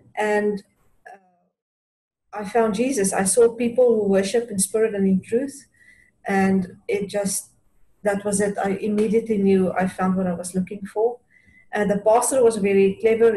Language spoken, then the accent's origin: English; South Africa; We are from South Africa, and we met at university.